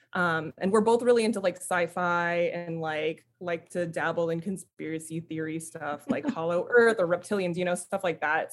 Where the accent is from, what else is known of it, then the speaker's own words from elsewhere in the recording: United States; now in San Diego, United States; I'm Filipino, first generation Filipino American. Both my parents emigrated to the States